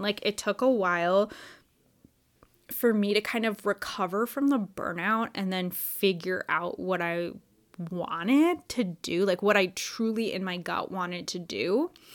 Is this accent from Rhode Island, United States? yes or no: no; Wisconsin, United States; now in Orlando, United States; I grew up in Wisconsin